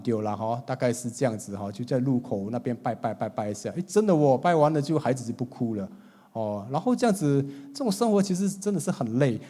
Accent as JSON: {"language": "Chinese", "country": "Singapore", "tie": "born or raised there", "said": "新加坡一个地方叫东海岸啊，很漂亮的一个海， 海边， 哦， 那也是我长大的地方"}